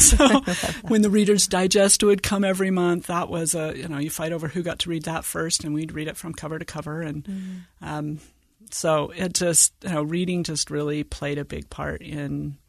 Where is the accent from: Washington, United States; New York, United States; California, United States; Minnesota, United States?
Washington, United States; also born or lived in Virginia; And so I was born in Virginia and spent my elementary and junior high years in rural northeastern Washington, about 60 miles north of Spokane, about 40 miles south of the Canadian border.